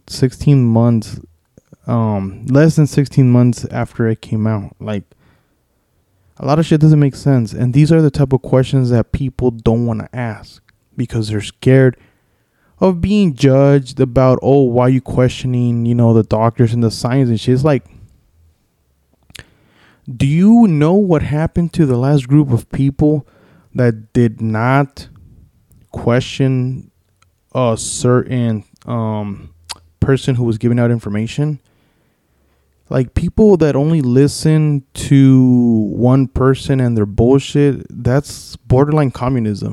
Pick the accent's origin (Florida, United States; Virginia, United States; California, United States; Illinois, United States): California, United States; Los Angeles; I'm from